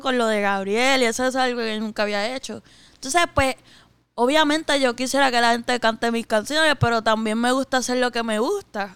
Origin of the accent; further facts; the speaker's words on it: Puerto Rico; soy boricua